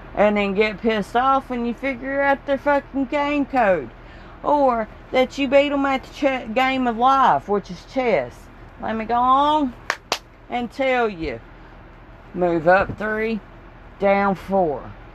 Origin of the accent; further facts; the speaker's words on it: the South, Southern United States, United States; accent: Southern; my accent here because we got another Southern Belle